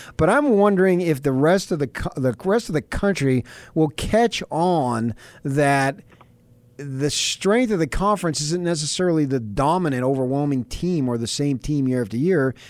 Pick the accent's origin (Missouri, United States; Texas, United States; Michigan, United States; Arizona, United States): Arizona, United States; Phoenix; I grew up in the Phoenix area